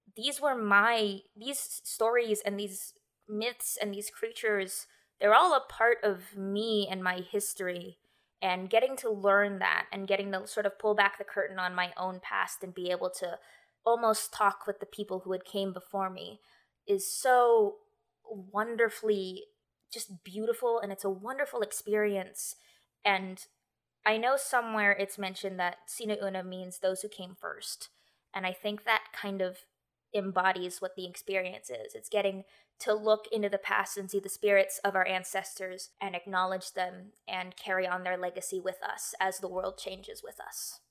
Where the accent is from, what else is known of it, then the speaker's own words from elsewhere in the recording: United States; I'm Filipino by blood, but I've been, I was born in America, I've been raised American, I've never been to the Philippines